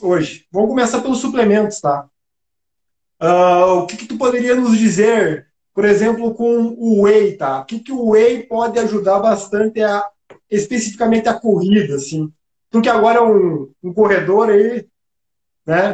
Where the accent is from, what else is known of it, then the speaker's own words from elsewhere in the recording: Passo Fundo, Rio Grande do Sul, Brazil; Eu também sou de Passo Fundo